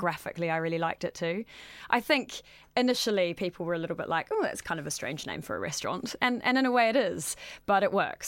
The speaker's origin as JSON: {"language": "English", "country": "New Zealand", "tie": "born or raised there", "moved": "yes", "said": "I'm originally from New Zealand, as the accent suggests"}